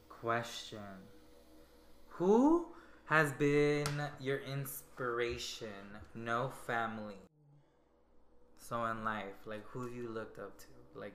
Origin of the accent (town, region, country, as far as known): Guatemala